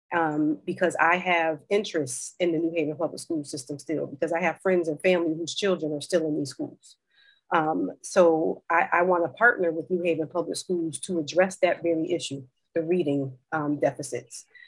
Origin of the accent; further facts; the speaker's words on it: New Haven, Connecticut, United States; moved away; also born or lived in Maryland / Philadelphia; now I'm back in New Haven, Connecticut, which is my hometown